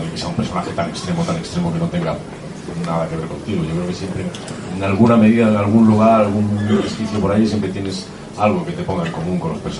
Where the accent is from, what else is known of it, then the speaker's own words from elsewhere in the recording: Galicia, Spain; somos los dos gallegos